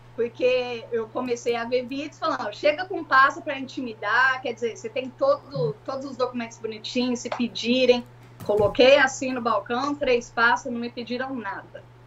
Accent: Guarulhos, São Paulo, Brazil; moved away as an adult; also born or lived in Ribeirão Preto, Brazil; now in Philadelphia, United States; Eu morava em Guarulhos, São Paulo, e meu esposo também. Eu nasci em Ribeirão Preto, interior de São Paulo

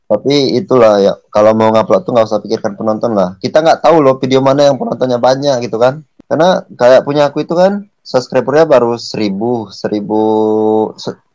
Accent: Aceh, Indonesia; moved away as an adult; also born or lived in Medan; now in Batam, Indonesia; uh, kita aslinya dari Aceh sih.

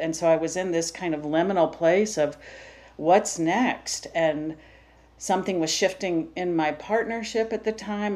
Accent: Savannah, Georgia, United States; I'm from Savannah, Georgia

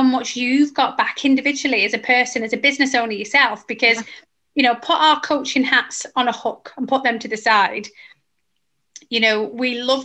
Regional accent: Manchester, North West England, United Kingdom; accent: northern; moved away as an adult; I'm from Manchester. We're very northern

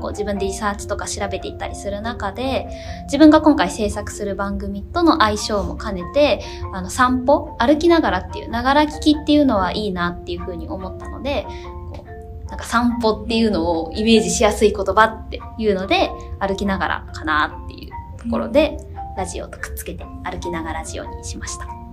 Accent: Meguro, Tokyo, Japan; 私の地元目黒区

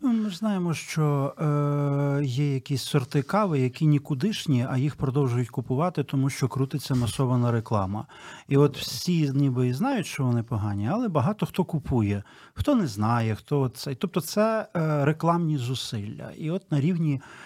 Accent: Ternopil, Ternopil Oblast, Ukraine; я сам з Тернополя

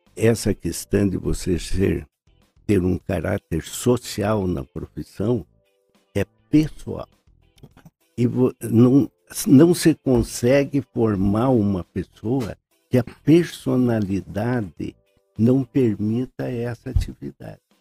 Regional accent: Ponta Grossa, Paraná, Brazil; also born or lived in Curitiba; Eu nasci nesta rua, em frente da Igreja Nossa Senhora Conceição.

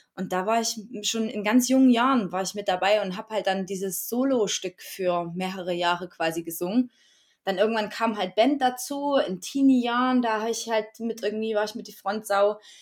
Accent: Erzgebirge, Saxony, Germany; now in Chemnitz, Germany; Ursprünglich aufgewachsen im Erzgebirge in Dorf Chemnitz und lebe jetzt seit 2004 in Chemnitz.

